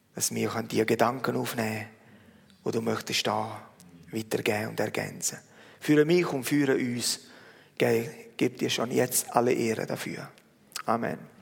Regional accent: Italy; now in Switzerland; mich als Italiener

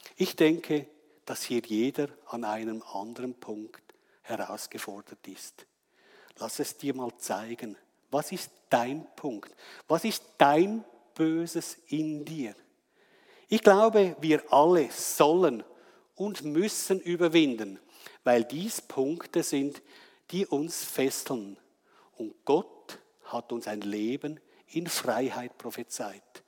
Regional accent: Wetzikon, Zurich, Switzerland; ich komme aus Wetzikon

